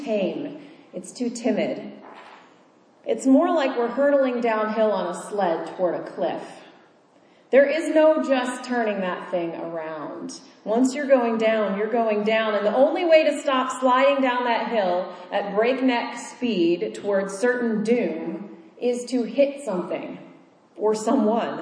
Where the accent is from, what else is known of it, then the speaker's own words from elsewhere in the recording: Kansas, United States; moved away; I grew up in Kansas, where all of the roads are straight and flat and go in a grid